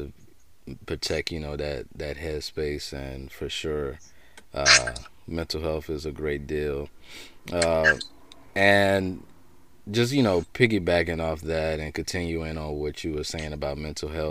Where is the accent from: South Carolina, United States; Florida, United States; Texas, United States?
South Carolina, United States; Orangeburg; my roots growing up in Orangeburg, South Carolina